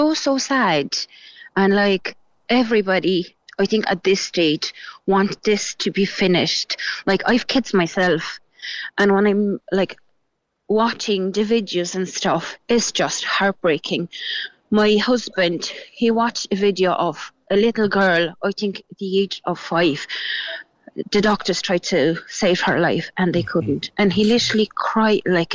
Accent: Gorzów Wielkopolski, Lubusz Voivodeship, Poland; English is a second language; now in Ireland; I'm from Gorzów, which is like 2 hours drive to Germany

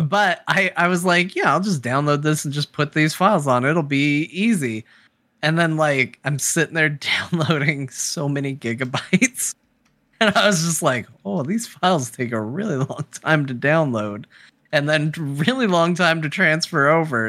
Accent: Arizona, United States; I'm an American. I was born in Arizona

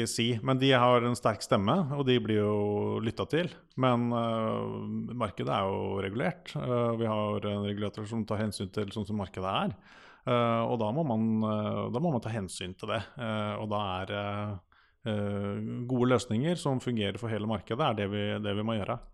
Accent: Akershus, Norway; der jeg kommer fra, så har du Høland og Setskog E-verk.

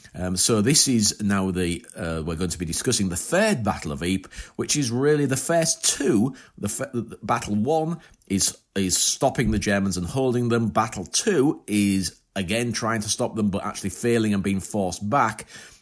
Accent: United Kingdom; It's from a point of view of being British English, then it's an area that Marlborough fought over and in the Hundred Years' War.

